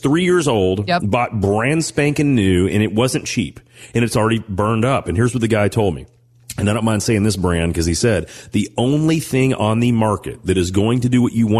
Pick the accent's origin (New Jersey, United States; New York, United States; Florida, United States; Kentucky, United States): Kentucky, United States; Owensboro; when I think about growing up in Owensboro, Kentucky, the two things that stand out to me the most was the fact that I love barbecue mutton sandwiches.